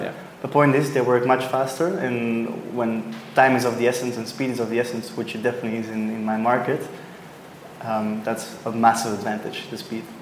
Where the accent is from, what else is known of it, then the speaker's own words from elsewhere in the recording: Belgium; now in Sydney, Australia; I'm originally from Belgium, but now for a while in Sydney